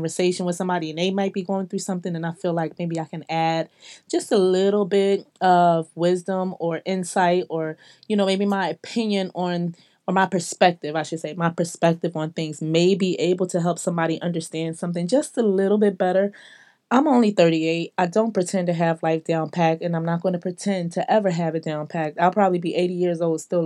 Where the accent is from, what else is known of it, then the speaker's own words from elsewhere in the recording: Philadelphia, Pennsylvania, United States; now in Atlanta, United States; I come from Philly. I live